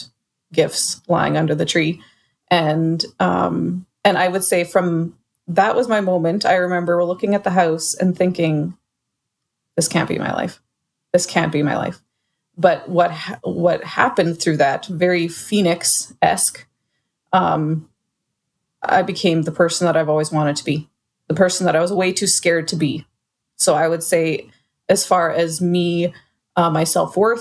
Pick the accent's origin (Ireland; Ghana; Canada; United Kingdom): Canada; I'm Canadian